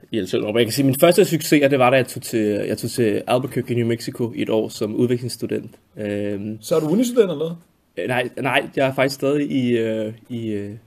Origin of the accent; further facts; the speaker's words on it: Denmark; also born or lived in France / Greece; jeg er jo dansker, øh, jeg, øh, men det er sjovt, jeg har faktisk ikke boet, de første 10 år af mit liv har jeg faktisk boet i udlandet.